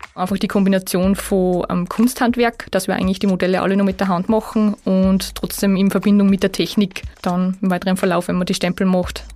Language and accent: German; Salzkammergut, Austria; moved away; ich bin im Salzkammergut geboren und aufgewachsen und eigentlich auch noch fast jedes Wochenende dort